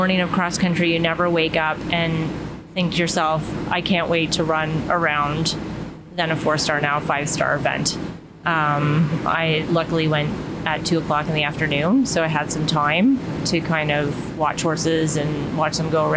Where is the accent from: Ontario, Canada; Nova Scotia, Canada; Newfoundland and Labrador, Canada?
Ontario, Canada; Ottawa; moved away as an adult; now in Florida, United States; I'm originally from Ottawa, Canada. I moved down to Florida